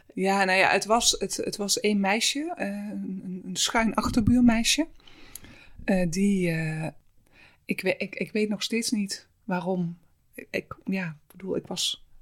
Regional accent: Limburg, Netherlands; also born or lived in Halsteren; Ik ben niet in Limburg geboren, maar eigenlijk vanaf mijn eerste jaar heb ik daar wel gewoon. Mijn ouders zijn echt Limburgers

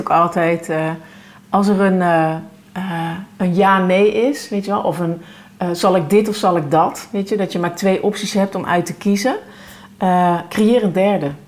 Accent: North Brabant, Netherlands; ik kom uit Brabant

